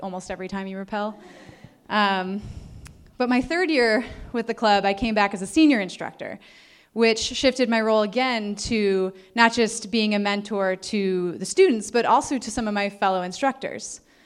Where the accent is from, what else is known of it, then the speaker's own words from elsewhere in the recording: Northeastern Ohio, United States; I was born and raised in Northeastern Ohio